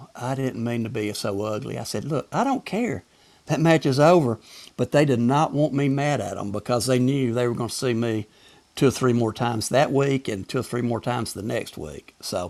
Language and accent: English; the South, United States; accent: Southern; they give me a hard time with my Southern accent, you know.